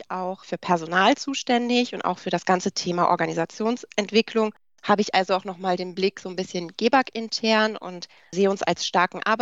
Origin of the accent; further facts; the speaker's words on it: Cologne, North Rhine-Westphalia, Germany; Als Kölnerin ist das natürlich so eine Sache, dann eine andere Stadt zu charakterisieren